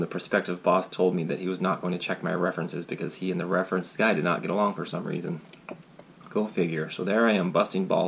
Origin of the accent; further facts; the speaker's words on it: Alaska, United States; growing up in Alaska and all the stories that I, all the trouble I try to get into out there.